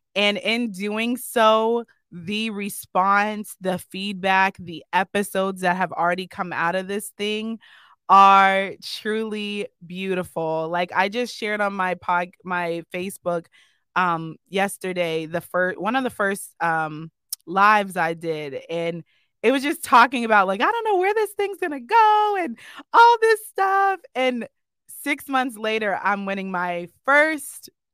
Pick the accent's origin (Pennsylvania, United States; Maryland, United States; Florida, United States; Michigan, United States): Pennsylvania, United States; Erie; my hometown